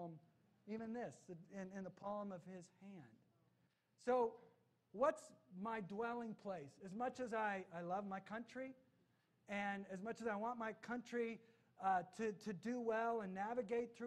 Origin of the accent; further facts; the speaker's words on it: United States; I am an American